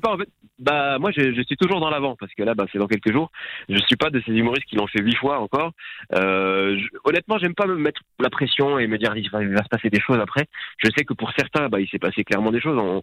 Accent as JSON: {"language": "French", "country": "Morocco", "tie": "born or raised there", "also_born_or_lived": "Lyon, France", "moved": "yes", "said": "J'ai grandi au Maroc"}